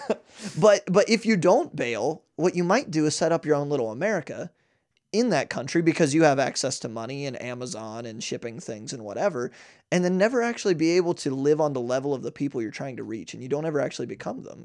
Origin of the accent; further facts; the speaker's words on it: United States; as an American